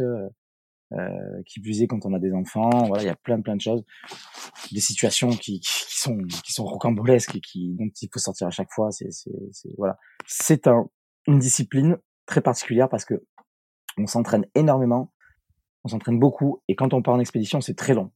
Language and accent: French; Bordeaux, Nouvelle-Aquitaine, France; je vais rentrer dans mon pays d'origine. Et je suis rentré à, à Bordeaux